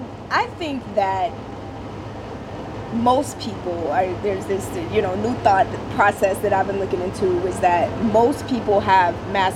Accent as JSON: {"language": "English", "region": "the South", "country": "United States", "tie": "born or raised there", "said": "growing up in the South, it was kind of like, all right, the men take care of everything outside of the house"}